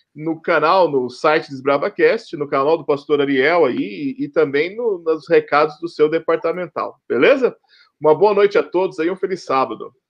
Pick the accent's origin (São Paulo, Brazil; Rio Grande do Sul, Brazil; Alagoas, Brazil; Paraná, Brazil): Paraná, Brazil; eu sou paranaense